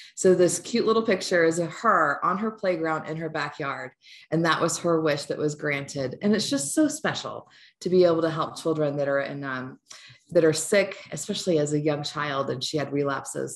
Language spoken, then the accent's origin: English; Florida, United States; growing up in Florida